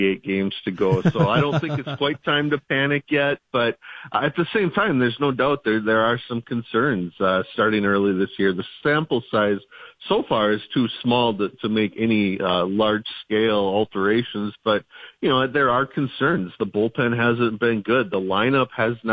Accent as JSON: {"language": "English", "town": "Perham", "region": "Minnesota", "country": "United States", "tie": "born or raised there", "also_born_or_lived": "Moorhead, Minnesota", "moved": "as an adult", "lives_now": "Warroad, United States", "said": "I grew up in Perham, played three sports"}